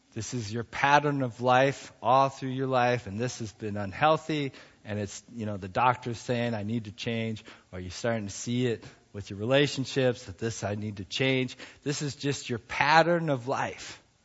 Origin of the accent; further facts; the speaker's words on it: United States; also born or lived in Ohio / Montana; I was growing up in Ohio and in Montana